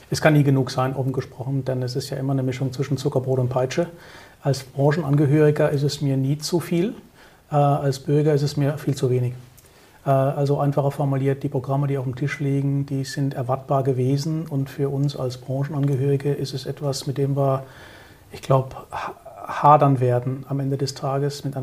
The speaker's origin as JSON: {"language": "German", "region": "South Germany", "country": "Germany", "said": "ich bin aus Süddeutschland, dort haben wir schon so ein paar städtische Lagen"}